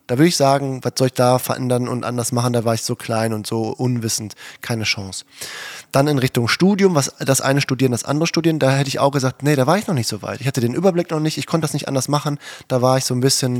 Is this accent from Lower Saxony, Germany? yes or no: no; Herten, North Rhine-Westphalia, Germany; städtisches Gymnasium in Härten, meine Heimatstadt, da wo wir gewohnt haben